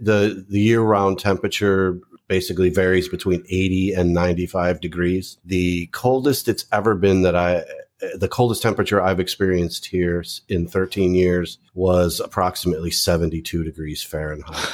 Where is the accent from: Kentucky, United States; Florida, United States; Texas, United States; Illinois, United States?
Illinois, United States; suburbs of Chicago; moved away as an adult; also born or lived in California; now in Philippines; I grew up in the Midwest, uh, in the suburbs of Chicago